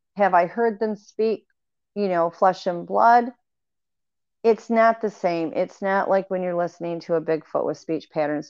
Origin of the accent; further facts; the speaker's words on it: Michigan, United States; moved away; growing up in Michigan, you would have several feet of snow every year